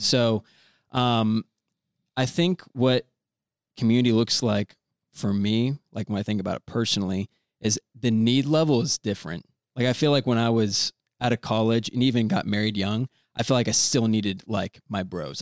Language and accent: English; Orlando, Florida, United States; moved away as an adult; also born or lived in Indianapolis / Virginia; I was born and raised in Orlando